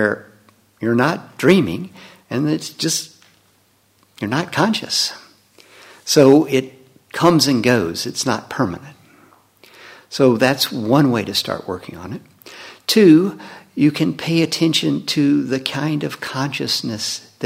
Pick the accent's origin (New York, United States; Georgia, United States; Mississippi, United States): Mississippi, United States; Leland; growing up in Leland, Mississippi